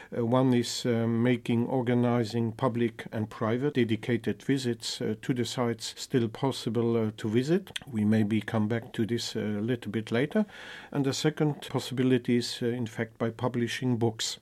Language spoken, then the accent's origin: English; Minett area, Luxembourg; now in Luxembourg City, Luxembourg; I'm native from Luxembourg. I used to live in the southern part, in the Minet area, the industrial uh, region.